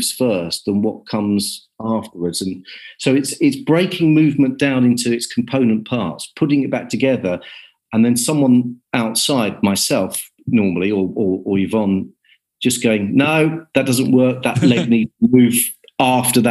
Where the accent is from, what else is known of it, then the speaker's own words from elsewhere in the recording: Kent, South East England, United Kingdom; I was brought up in Kent